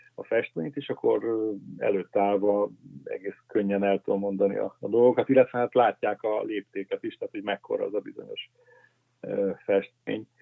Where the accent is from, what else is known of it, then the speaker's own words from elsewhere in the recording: Pécs, Baranya, Hungary; Pécsen, ahol én felnőttem